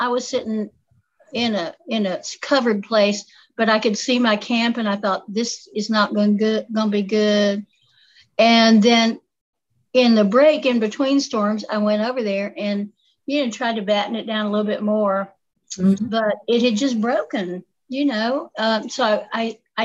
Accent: Appalachia, United States; accent: southern; I'll tell you how Appalachian I am

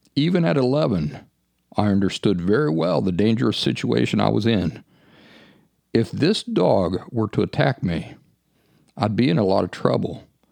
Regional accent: Appalachia, United States; When I was a kid growing up in the Appalachian woods

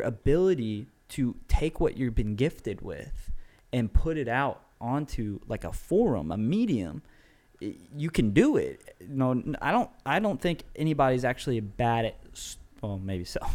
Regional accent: United States; I'm an American

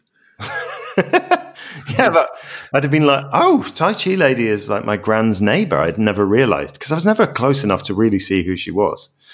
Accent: Glasgow, Scotland, United Kingdom; growing up in Scotland, I remember, like, I lived in really suburban Glasgow

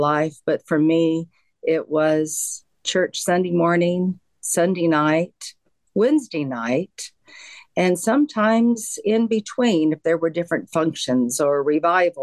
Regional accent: Pueblo, Colorado, United States; moved away as an adult; also born or lived in Clarksville, Arkansas / Oregon; I was raised in Pueblo, Colorado, till I was 18 and then moved to Oregon. So that's where all my growing up was.

